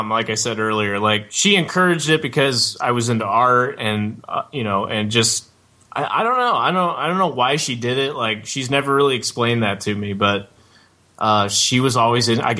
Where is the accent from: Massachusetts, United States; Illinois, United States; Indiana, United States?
Illinois, United States; Metamora; also born or lived in Peoria, Illinois; we're in Peoria. So, uh, yeah, grew up here. Uh, well, in Metamora, kind of outside Peoria, but you know, always lived here for the most part.